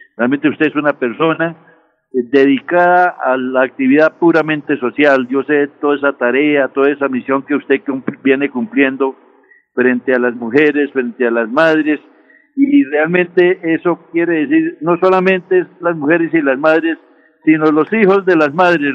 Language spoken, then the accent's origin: Spanish; Colombia; vengo realmente de la provincia, vengo de una familia muy humilde, eh, vengo del sector campesino